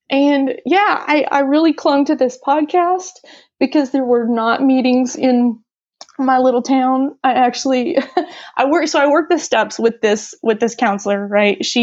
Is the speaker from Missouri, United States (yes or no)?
yes; St. Louis, Missouri, United States; I said that I was from St. Louis